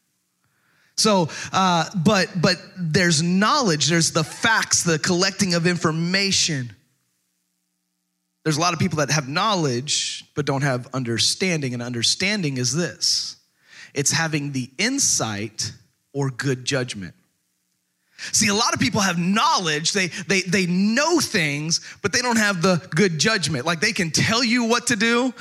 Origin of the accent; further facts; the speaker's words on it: Texas, United States; moved away; I was born and raised in Texas